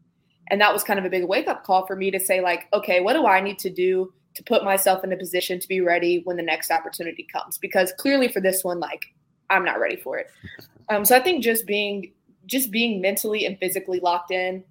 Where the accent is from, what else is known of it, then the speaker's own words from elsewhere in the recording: Birmingham, Alabama, United States; I'm from Birmingham, which is about 45 minutes away from Tuscaloosa